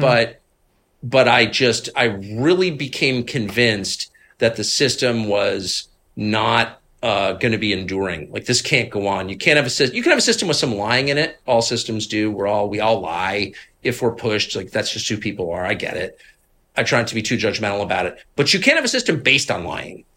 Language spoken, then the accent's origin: English; Washington, District of Columbia, United States; I'm from D C. My dad was in this world.